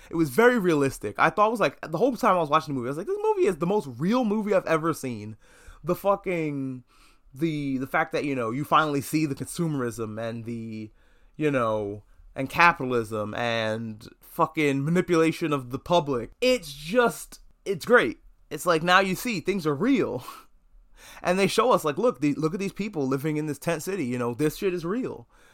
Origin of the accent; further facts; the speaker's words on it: United States; I'm only an American.